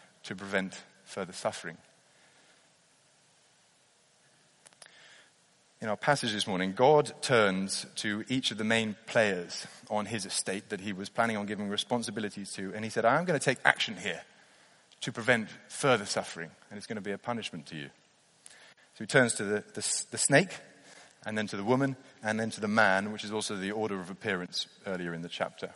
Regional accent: near Blenheim Palace in Oxfordshire, South East England, United Kingdom; I grew up near Blenheim Palace in Oxfordshire

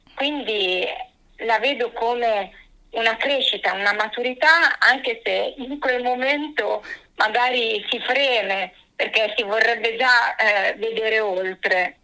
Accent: Sogliano al Rubicone, Emilia-Romagna, Italy; also born or lived in Forlì; now in Rome, Italy; io praticamente vengo da un paesino di campagna del comune di Sogliano sul Rubicone e nel 2000 mi sono trasferita a Forlì

